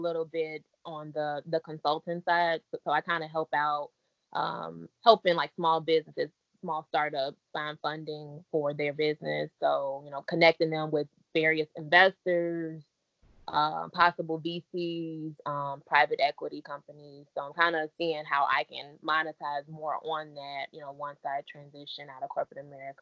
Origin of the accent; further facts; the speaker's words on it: Chicago, Illinois, United States; also born or lived in Maywood; Born and raised in Chicago